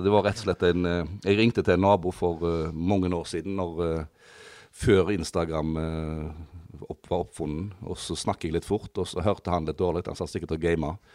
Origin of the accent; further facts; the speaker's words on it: Risøyna, Troms, Norway; En, en gutt fra Risøyna. Født og oppvokst på Risøyna